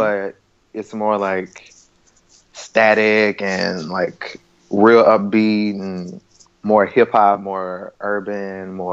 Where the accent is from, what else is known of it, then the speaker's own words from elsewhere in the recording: New Orleans, Louisiana, United States; I'm from New Orleans